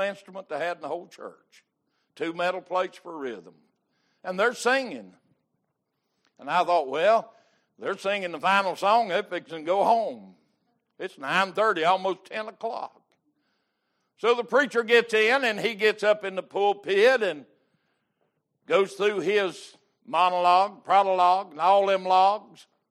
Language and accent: English; United States; I'm an American